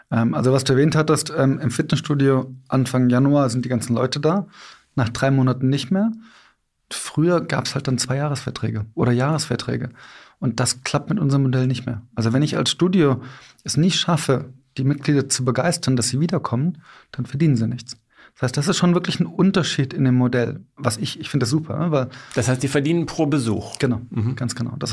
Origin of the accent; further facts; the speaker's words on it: Cologne, North Rhine-Westphalia, Germany; Ich komme aus Köln.